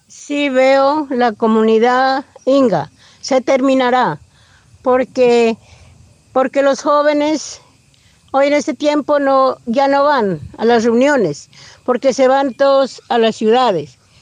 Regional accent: Puerto Umbría, Putumayo, Colombia; Nací en Puerto Umbría, Putumayo. Mi padre era ingano, mi madre era siona. Nosotros vivíamos en Umbría, trabajábamos con mi padre. Y nosotros nos crecimos allá en ese pueblo

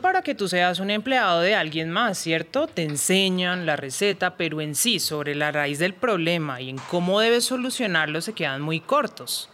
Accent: Valle del Cauca, Colombia; en el Valle del Cauca, de donde soy oriunda porque ahí nací y crecí

